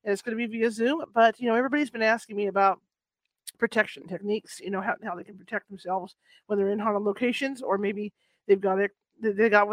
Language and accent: English; Northern California, United States; I grew up in Northern California. I grew up fishing and camping in Northern California.